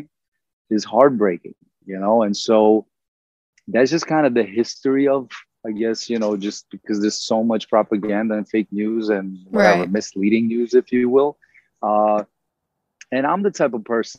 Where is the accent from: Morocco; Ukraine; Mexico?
Ukraine; Odesa, Odesa Oblast; first language Russian; English is a second language; now in United States; I am from Ukraine. I'm from Odessa, Ukraine. I speak Russian.